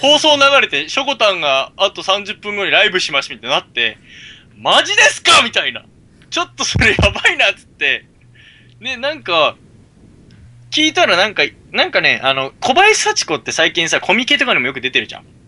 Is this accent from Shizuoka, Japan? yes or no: no; Ibaraki, Japan; moved away; みんな茨城出身だからさ